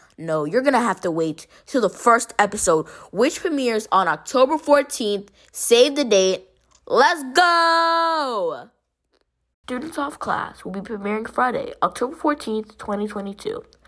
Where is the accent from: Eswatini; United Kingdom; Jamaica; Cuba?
Jamaica; I'm Jamaican